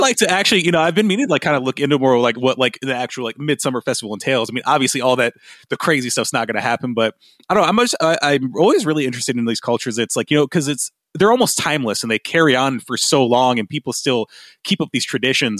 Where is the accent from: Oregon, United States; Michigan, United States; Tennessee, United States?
Michigan, United States; Grand Rapids; my hometown of Grand Rapids, Michigan